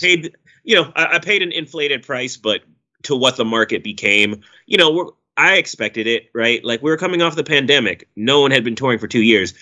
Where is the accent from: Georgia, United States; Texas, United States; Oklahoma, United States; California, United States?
California, United States; Oakland; it's my hometown